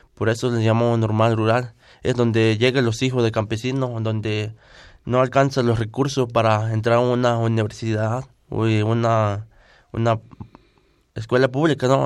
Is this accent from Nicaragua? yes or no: no; Acatepec, Guerrero, Mexico; first language Tlapanec (Me'phaa); Spanish is a second language; vengo de del municipio de Acatepe, del estado de Guerrero, región, montaña baja.